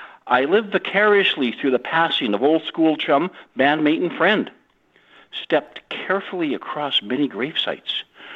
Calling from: Gabriola Island, British Columbia, Canada; I'm calling from Gabriel Island, British Columbia, just north of the San Juan Islands.

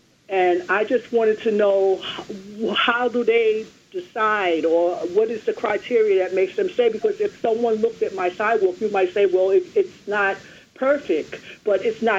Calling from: New York City, New York, United States; I'm calling from Brooklyn

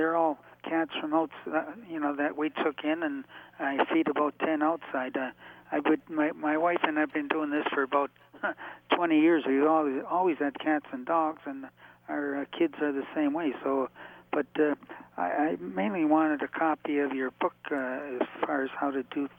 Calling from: Windsor, Ontario, Canada; Actually, I'm calling from Windsor, Canada, and I listen to you on AM 800, CKLW.

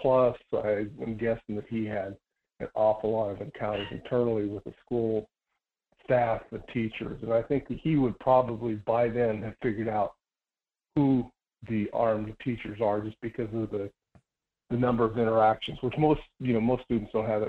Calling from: Idaho, United States; calling from secret location deep in the heart of the Silver Valley.

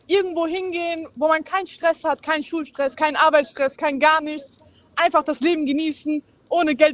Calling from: Bad Dürkheim, Rhineland-Palatinate, Germany; Ich komme aus Dürkheim.

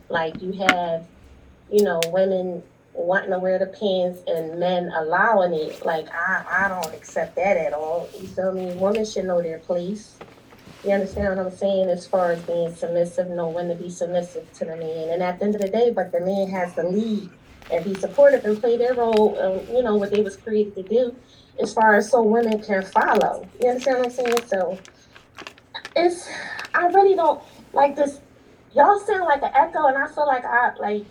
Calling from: Philadelphia, Pennsylvania, United States; I'm calling from Philly.

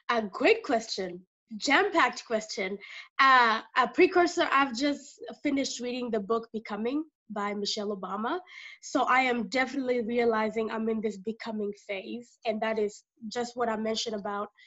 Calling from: Dallas, Texas, United States; Uh, I am dialing in from Dallas, Texas, the, the great state of uh, Texas.

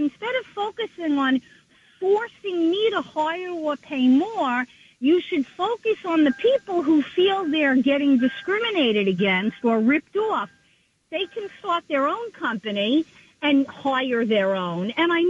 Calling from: Long Island, New York, United States

